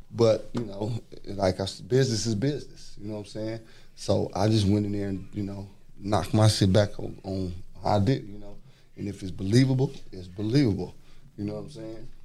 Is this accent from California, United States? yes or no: yes; Los Angeles, California, United States; I grew up in South Central